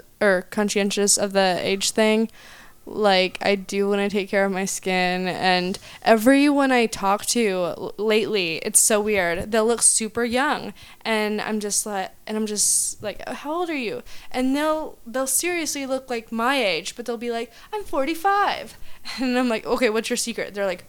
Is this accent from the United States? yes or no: yes; Oklahoma, United States; I'm from Oklahoma and we have $5 wine there.